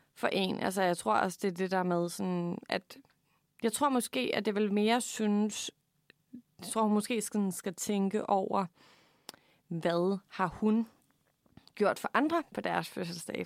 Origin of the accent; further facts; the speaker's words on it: Funen, Southern Denmark, Denmark; vi er simpelthen fra Fyn begge